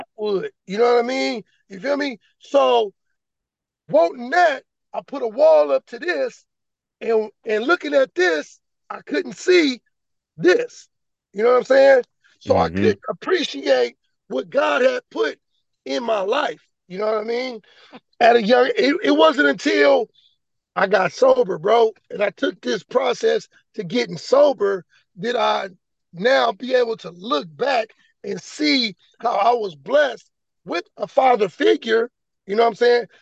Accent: Vallejo, California, United States; also born or lived in Sacramento; So I'm living in Palisades, growing up in South Vallejo

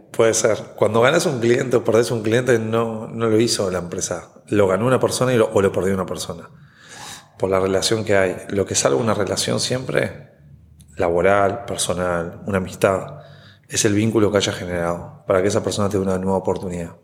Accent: Uruguay; moved away as an adult; now in Puerto Rico

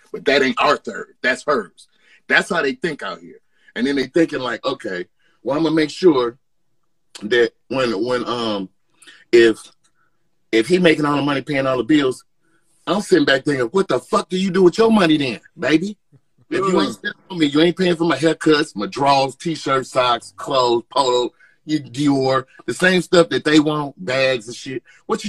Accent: Chicago, Illinois, United States; Now, I'm from Chicago, like bro was saying.

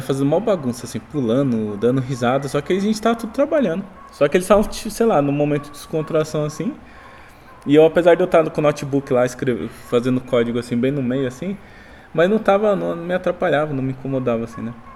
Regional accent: São Paulo, Brazil; moved away as an adult; now in Boituva, Brazil; eu era de São Paulo

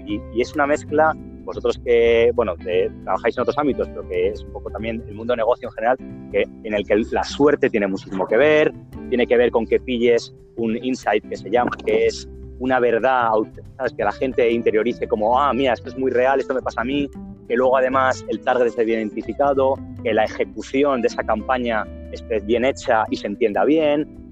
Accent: Madrid, Community of Madrid, Spain; yo soy de Madrid

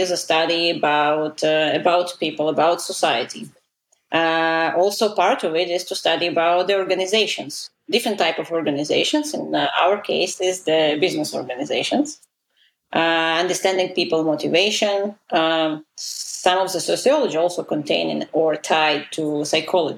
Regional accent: Israel; first language Russian; English is a second language; moved away as an adult; also born or lived in Soviet Union; now in United States; I immigrated to Israel when I was 11 from the Soviet Union

